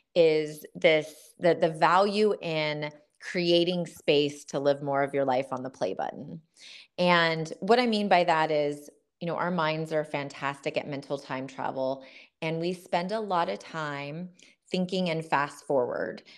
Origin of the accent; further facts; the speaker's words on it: Southern California, United States; I grew up in Southern California in a family full of Marines